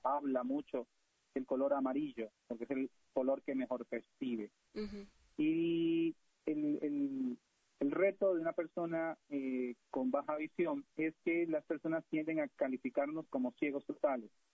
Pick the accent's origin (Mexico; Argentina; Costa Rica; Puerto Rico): Costa Rica; los que venimos de la cultura de países latinoamericanos, de Centroamérica, en mi caso Costa Rica